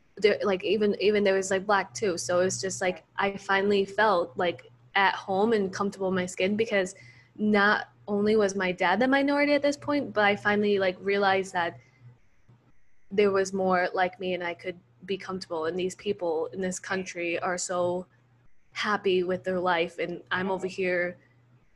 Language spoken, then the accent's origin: English; Minnesota, United States; born or raised there; also born or lived in El Salvador